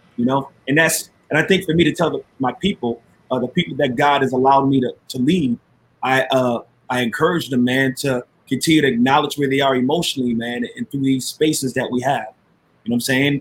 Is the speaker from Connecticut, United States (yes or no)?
yes; Waterbury, Connecticut, United States; moved away as an adult; now in Minneapolis, United States; I'm a Waterbury native, born and raised in Waterbury, Connecticut.